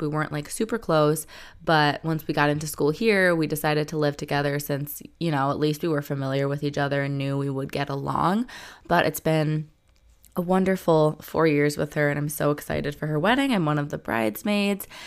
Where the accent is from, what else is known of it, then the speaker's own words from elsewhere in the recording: Detroit suburbs, Michigan, United States; where I'm from, like Detroit suburbs